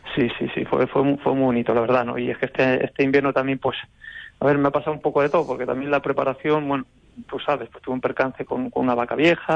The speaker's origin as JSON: {"language": "Spanish", "town": "Alcázar de San Juan", "region": "Castilla-La Mancha", "country": "Spain", "said": "en Alcázar, en mi pueblo"}